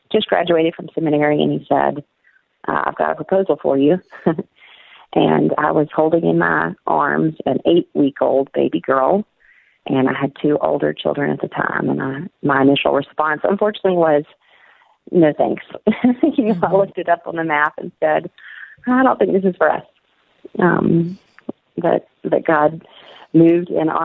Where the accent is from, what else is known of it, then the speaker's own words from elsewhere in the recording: Mississippi, United States; moved away as an adult; also born or lived in Washington, D.C.; now in Middle East; my experience growing up in Mississippi and even living in D.C.